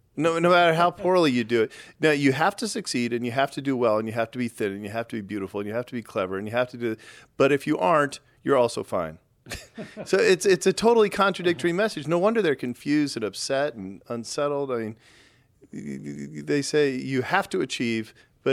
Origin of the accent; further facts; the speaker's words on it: Texas, United States; I grew up in Texas, which is really pretty heavily Southern Baptist